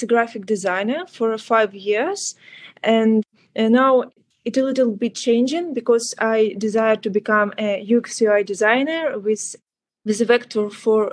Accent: Ukraine; English is a second language; moved away as an adult; now in Australia; I am originally from Ukraine. I came to Australia in May 2022 as a refugee

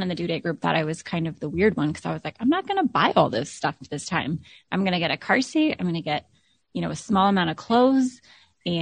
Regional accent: Alaska, United States; moved away as an adult; now in Florida, United States; my husband and I moved from Alaska to Florida, both born and raised.

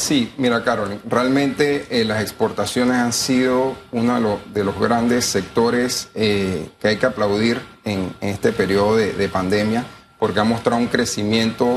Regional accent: Panama; como panameños

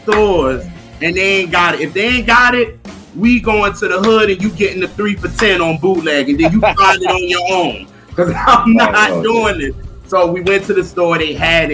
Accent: New York City, New York, United States; also born or lived in South Carolina; I'm from Brooklyn

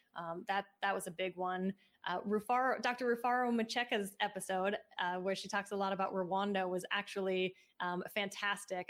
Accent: Seattle, Washington, United States; moved away; I grew up in Seattle and that's where my mom started the business

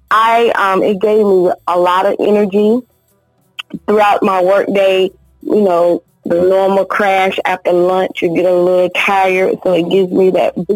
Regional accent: Pittsboro, North Carolina, United States; now in Raleigh, United States; My hometown, it was in Pittsburgh, North Carolina, and I currently reside in Raleigh, North Carolina.

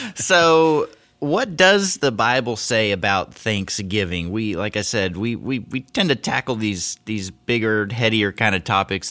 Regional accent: Seattle, Washington, United States; I grew up in Seattle

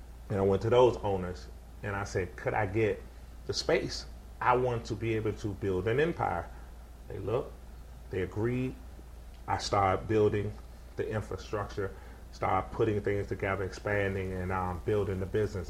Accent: Washington, District of Columbia, United States; I grew up in Washington. I grew up on Rhode Island. I went to Taft, and I went to Lucy D. Slow School, right, all in the area

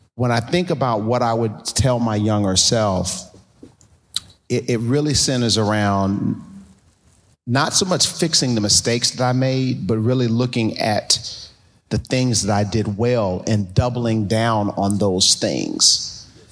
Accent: New York City, New York, United States; now in Columbus, United States; we're both from Brooklyn, both born in the same hospital, uh, at Kings County Hospital

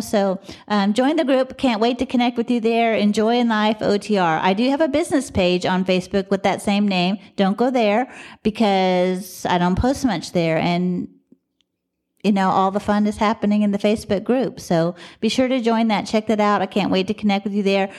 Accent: Dallas, Texas, United States; I'm from Dallas

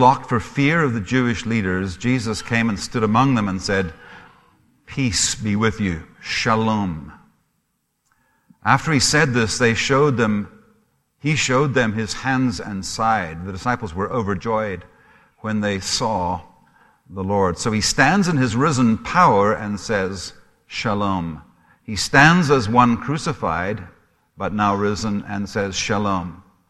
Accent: Zimbabwe; also born or lived in Scotland; now in Canada; I am Scottish. My accent is probably a mixture of a number of things. It's a little bit of a Heinz's 57 varieties. I've lived in Canada now for 30 years, so I'm sure there's a bit of a Canadian twang there, too. I grew up in Africa, in Rhodesia

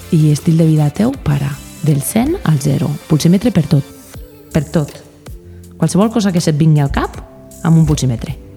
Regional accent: Andorra; I jo sóc andorrana

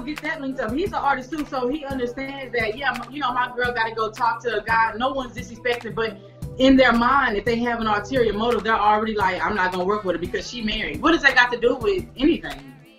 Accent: Houston, Texas, United States; born and raised in Houston, Texas

